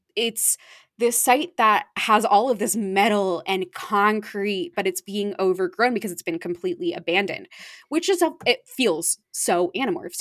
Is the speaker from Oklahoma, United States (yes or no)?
no; Arizona, United States; now in East Coast, United States; I grew up in Arizona